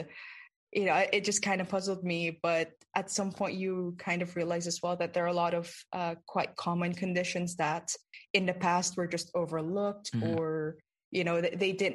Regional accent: Philippines; I grew up in the Philippines and I grew up around a lot of folk tales and folk sayings

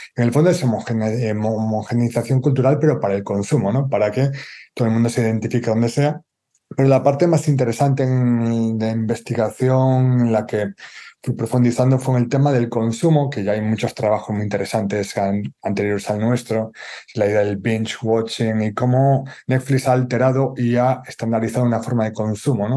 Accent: Galicia, Spain; como gallego

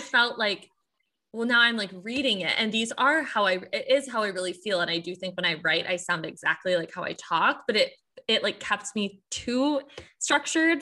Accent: Michigan, United States; I'm from, I'm from the Midwest. This is literally just how we talk.

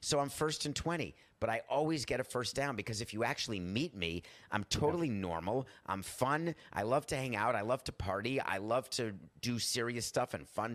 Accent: Milwaukee, Wisconsin, United States; I was born in Milwaukee

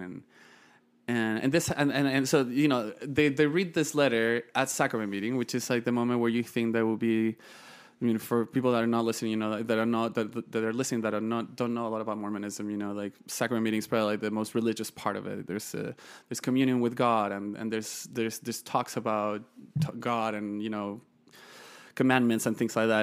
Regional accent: northern Chile, Chile; moved away; also born or lived in Santiago, Chile / Utah County, United States; I was born and raised in Chile. Um, born in Santiago, moved to the north of the country when I was fifteen days old with my parents

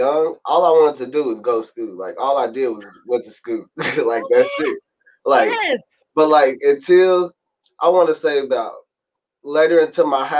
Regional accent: Louisville, Kentucky, United States; also born or lived in Mississippi; I moved down here in Louisville, Kentucky back in 2006. So I've been down here in Louisville, Kentucky ever since after Hurricane Katrina

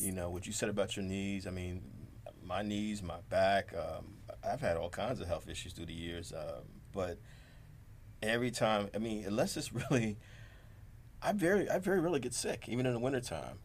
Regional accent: Jersey City, New Jersey, United States; grew up in Jersey City

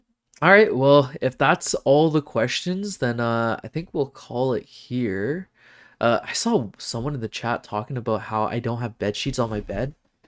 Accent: Canada; I've never lived in America. I'm not an American. I'm a Canadian. I love Canada, by the way.

